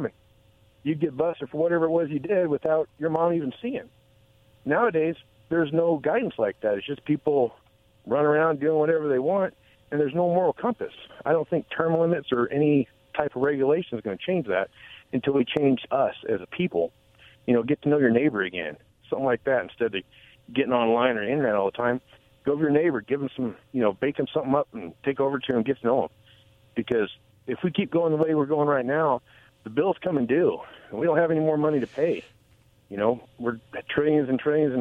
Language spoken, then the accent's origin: English; Tri-Cities, Washington, United States; now in Prosser, United States; I grew up in Tri-Cities. I went away to the military for 9 years. I came back